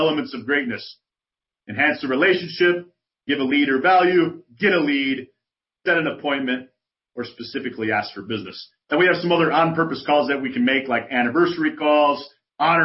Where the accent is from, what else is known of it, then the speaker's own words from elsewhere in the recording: Chicago, Illinois, United States; now in San Antonio, United States; I'm from Chicago. I live in San Antonio